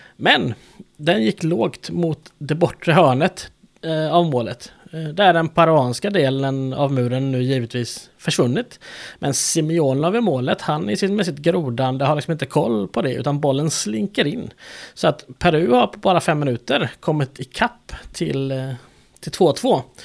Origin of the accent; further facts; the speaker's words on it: Sweden; jag är svensk